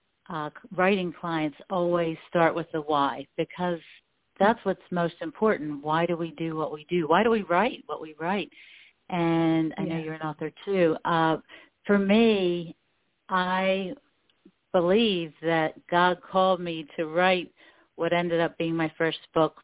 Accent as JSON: {"language": "English", "town": "Baltimore", "region": "Maryland", "country": "United States", "tie": "born or raised there", "also_born_or_lived": "Cecil County, Maryland", "said": "I was born and raised in Baltimore."}